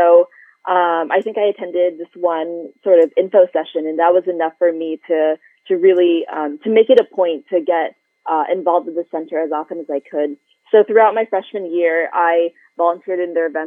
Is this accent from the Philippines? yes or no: yes; Philippines; now in United States; my positionality here in this country as a Filipino immigrant